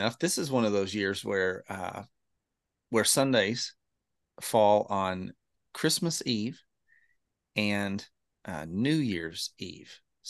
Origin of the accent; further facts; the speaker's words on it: Lubbock, Texas, United States; Matter of fact, we grew up out in Lubbock, so we were Texas Tech fans.